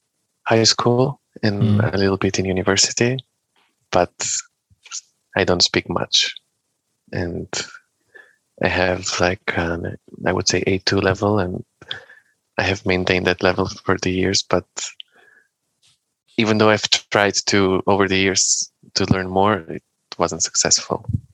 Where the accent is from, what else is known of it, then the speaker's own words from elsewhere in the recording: Bitola, North Macedonia; moved away as an adult; also born or lived in Skopje, North Macedonia / Austria / Palma de Mallorca, Spain / Barcelona, Spain; my hometown in Bitola